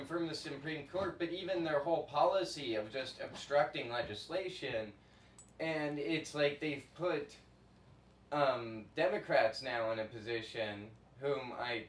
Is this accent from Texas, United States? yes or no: no; North Carolina, United States; I come from North Carolina.